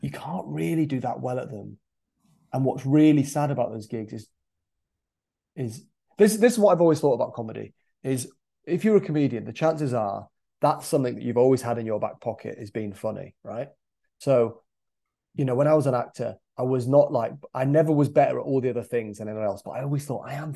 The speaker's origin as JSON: {"language": "English", "town": "Scarborough", "region": "Yorkshire and the Humber", "country": "United Kingdom", "tie": "born or raised there", "said": "my hometown of Scarborough"}